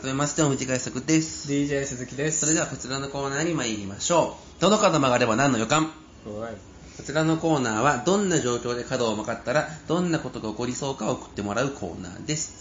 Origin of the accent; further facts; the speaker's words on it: Shiga, Japan; 特に滋賀はねうちの地元は